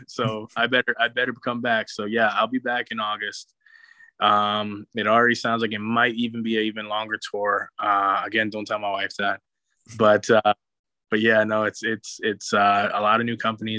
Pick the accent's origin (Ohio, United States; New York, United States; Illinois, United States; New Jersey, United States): New York, United States; New York City; I grew up in New York City